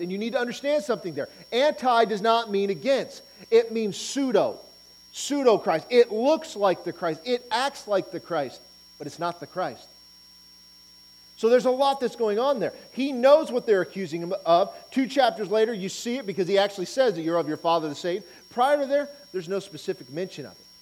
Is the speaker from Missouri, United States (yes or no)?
no; Auburn, Nebraska, United States; Living, growing up in Auburn, Nebraska